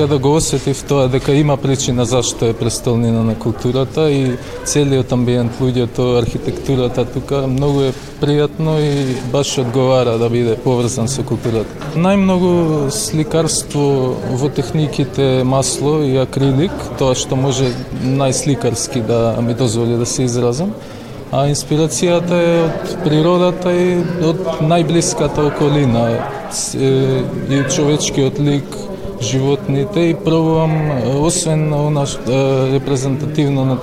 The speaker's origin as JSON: {"language": "Macedonian", "town": "Skopje", "country": "North Macedonia", "said": "од Скопје уметник"}